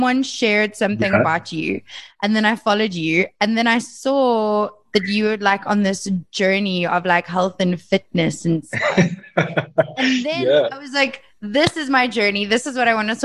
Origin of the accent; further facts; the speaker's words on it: Brakpan, Gauteng, South Africa; I am born and bred Brakpan